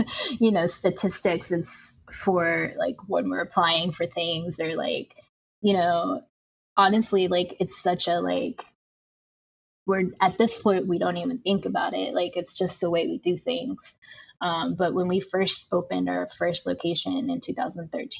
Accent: Tijuana, Baja California, Mexico; now in United States; growing up in Tijuana and like being able to get like fresh churros by a street vendor and moving to the United States

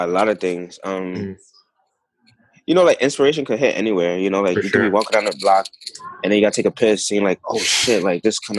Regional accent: Honduras; I'm Honduran. I'm from Honduras.

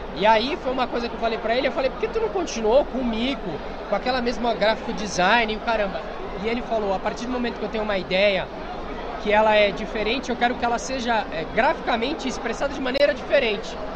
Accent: Baixada Santista, São Paulo, Brazil; eu sou da Baixada Santista, então eu sou eu sou um carioca só que com paulista

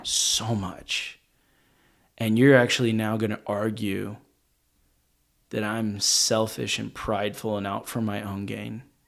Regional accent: Arkansas, United States; I grew up in Arkansas

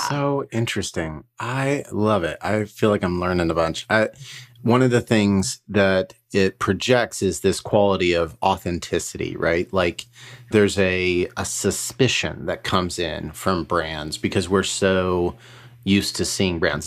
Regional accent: Colorado, United States; I grew up in Colorado

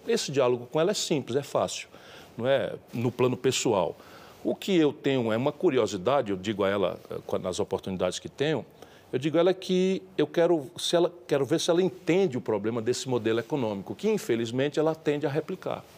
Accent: Northeast Region, Brazil; eu sou nordestino

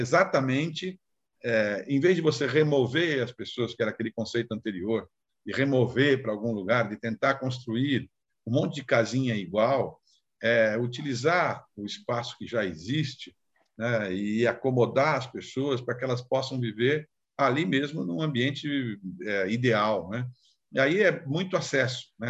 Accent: São Vicente, São Paulo, Brazil; lá em São Vicente, né, onde eu, onde, da minha terra de origem lá

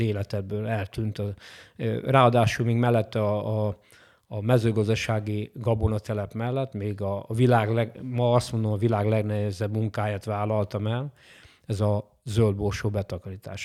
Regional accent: Hajdúnánás, Hajdú-Bihar, Hungary; also born or lived in Nyíregyháza; a Bocskai Földi Hajdúnánáson születtem

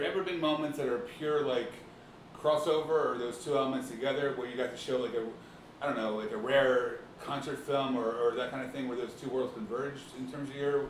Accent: Philadelphia, Pennsylvania, United States; I grew up in Northeast Philadelphia

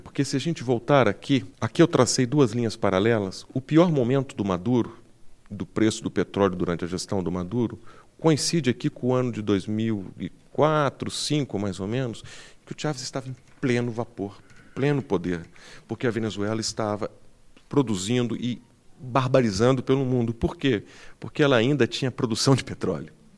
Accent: Brazil; Eu sou brasileiro

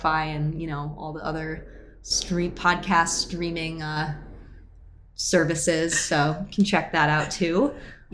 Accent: Syracuse, New York, United States; I grew up in Syracuse

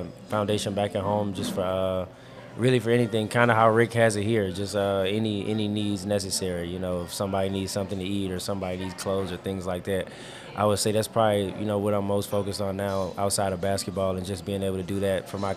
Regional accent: Petersburg, Virginia, United States; I'm from Petersburg, Virginia

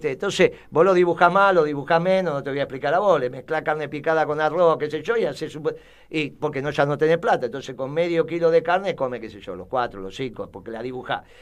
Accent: Uruguay; No, yo soy uruguaya.

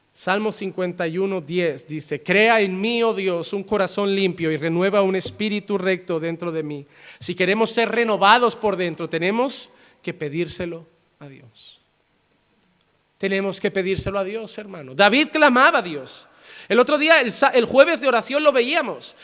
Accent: Spain; Yo soy español

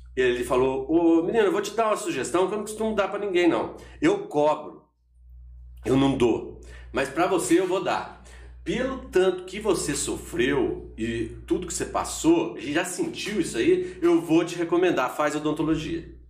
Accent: Borda da Mata, Minas Gerais, Brazil; em Borda da Mata, que foi onde eu nasci, vivi lá um tempão

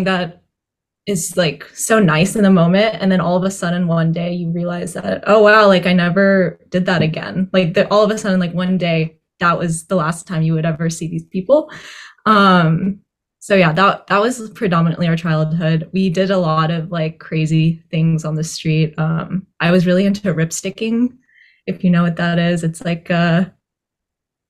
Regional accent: Coppell, Texas, United States; moved away as an adult; also born or lived in Dallas, Texas; now in Boston, United States; I grew up in Coppell, Texas, and I lived there for 22 years through undergrad

